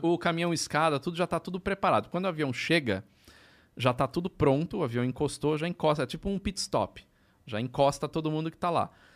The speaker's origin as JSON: {"language": "Portuguese", "region": "São Paulo", "country": "Brazil", "said": "Eu sou de São Paulo. Né? Eu sou, sou da ABC, né?"}